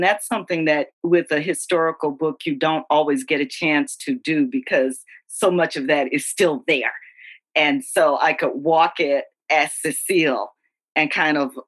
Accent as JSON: {"language": "English", "region": "Louisiana", "country": "United States", "said": "I'm from Louisiana."}